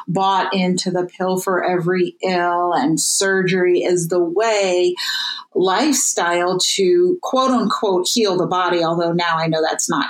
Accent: New York City, New York, United States; I grew up in New York City

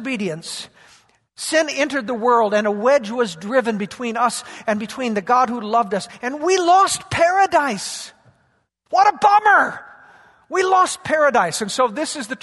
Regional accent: Yakima, Washington, United States; I grew up in Yakima, and our whole life as agricultural people was built around the harvest in the fall

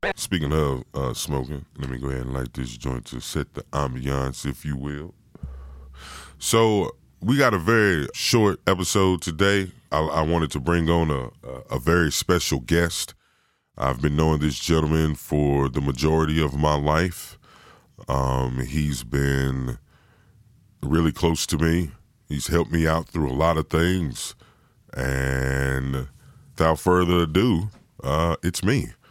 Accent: Virginia, United States; moved away; originally, I'm from Virginia

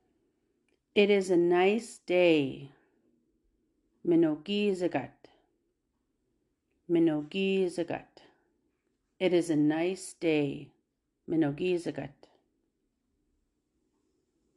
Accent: Fishing Lake First Nation, Saskatchewan, Canada; now in Regina, Canada; I am from Fishing Lake First Nation, but I currently live in Regina.

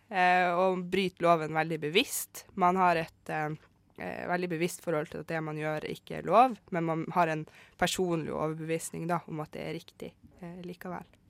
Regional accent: Vesterålen, Nordland, Norway; Jeg kommer fra Vesterålen, og der kaller vi det egentlig bare for myrebunad

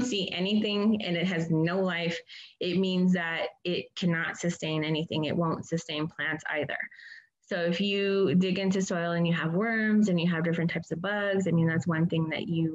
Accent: Hopi, Arizona, United States; moved away; where I'm from Hopi.

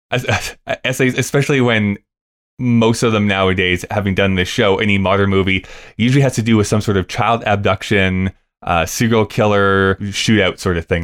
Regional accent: Rocky Mountain House, Alberta, Canada; also born or lived in Lethbridge; growing up in Rocky Mountain House or going to school in Lethbridge

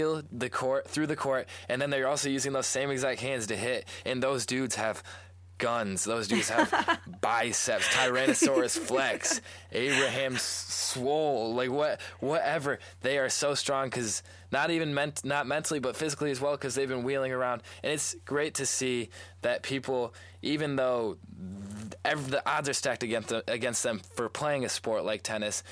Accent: East Lansing, Michigan, United States; growing up in East Lansing, if I ever go back to East Lansing High School

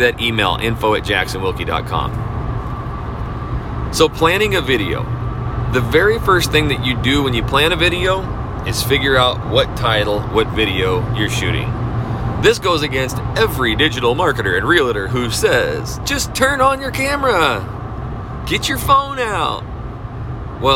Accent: North Idaho, United States; now in Texas, United States; I am from North Idaho. I am used to 6 months of snow, brutal cold

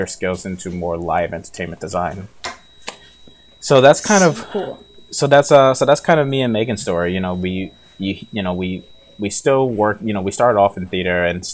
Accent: New York, United States; I'm from New York

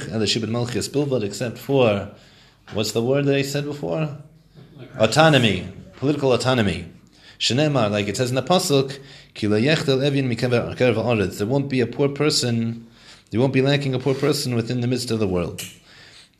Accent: Morristown, New Jersey, United States; I was born in Morristown, New Jersey

